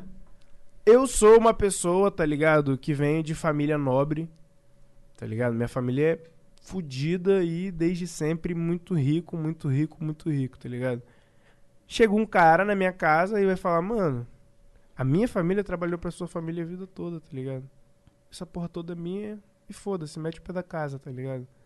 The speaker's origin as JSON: {"language": "Portuguese", "country": "Brazil", "said": "a gente é brasileiro"}